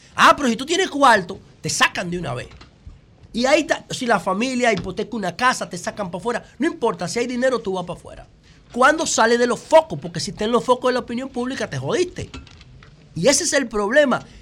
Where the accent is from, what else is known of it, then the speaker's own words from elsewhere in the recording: Dominican Republic; como dominicano